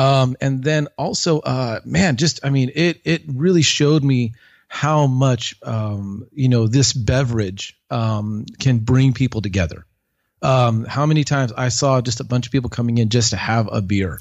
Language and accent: English; Long Beach, California, United States; moved away as an adult; also born or lived in Jingzhou, China / Germany; now in Fort Worth, United States; I'm originally from California, uh, Southern California. I grew up in the Long Beach area.